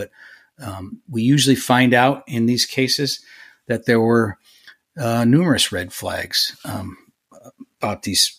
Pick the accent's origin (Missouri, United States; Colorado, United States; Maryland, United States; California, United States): California, United States; California, my home state, which has much tougher gun laws than Texas